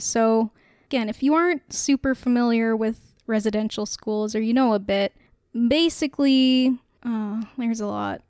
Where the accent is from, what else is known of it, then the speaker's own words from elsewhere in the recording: Canada; we are a Canadian podcast